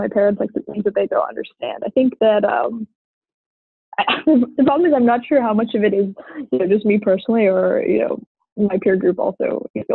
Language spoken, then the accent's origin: English; United States; growing up in America